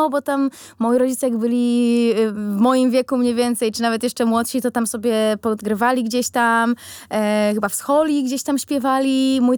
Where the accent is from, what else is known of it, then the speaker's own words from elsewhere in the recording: Elbląg, Warmian-Masurian Voivodeship, Poland; przyjechałam z Elbląga.